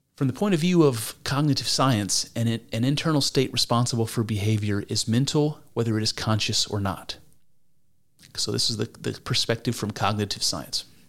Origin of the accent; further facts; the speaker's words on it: United States; I'm, I'm American